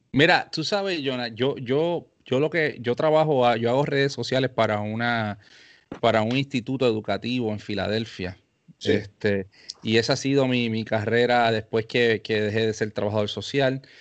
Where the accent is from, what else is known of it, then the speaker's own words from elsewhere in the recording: Carolina, Puerto Rico; yo soy de Carolina, Puerto Rico